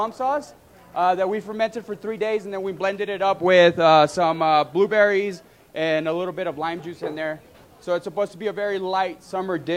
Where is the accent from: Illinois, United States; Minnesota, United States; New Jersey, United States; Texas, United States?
Texas, United States; El Paso; I'm from El Paso, Texas.